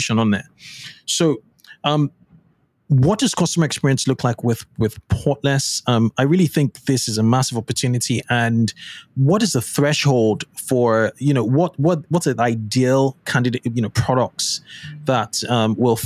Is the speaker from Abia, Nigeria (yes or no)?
no; Lagos, Nigeria; I grew up in Nigeria in Lagos